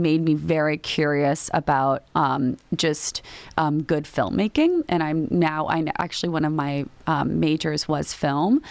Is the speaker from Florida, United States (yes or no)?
yes; Miami, Florida, United States; first language Spanish; English is a second language; moved away; I'm from Miami